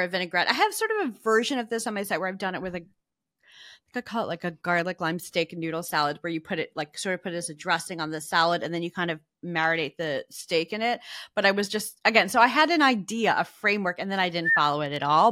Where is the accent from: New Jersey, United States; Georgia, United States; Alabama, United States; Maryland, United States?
New Jersey, United States; now in New York, United States; where I grew up in New Jersey.